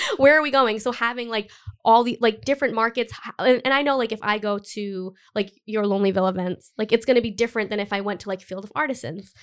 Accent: Cumberland, Rhode Island, United States; also born or lived in Providence, Rhode Island; I grew up in Cumberland. I've lived in Providence for, like, almost ten years

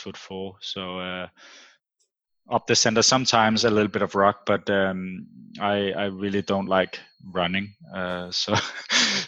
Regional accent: Farum, Capital Region of Denmark, Denmark; I've born and raised in Denmark, but I do have Australian family

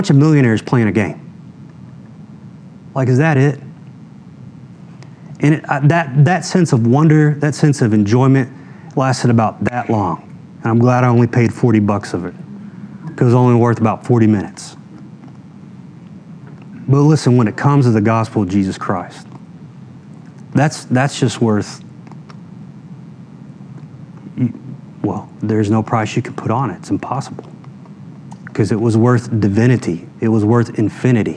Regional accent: Texas, United States; I'm from Texas

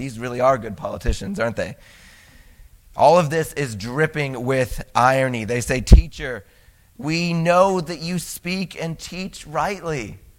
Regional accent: United States; I'm an American. I live in a state. I live in a city.

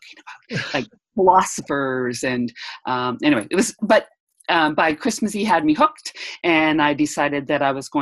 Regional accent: Edmonton, Alberta, Canada; I'm from Edmonton, Alberta, Canada.

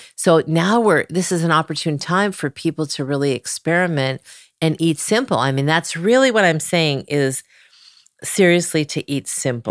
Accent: Cleveland, Ohio, United States; moved away; also born or lived in Malibu; I was from Cleveland

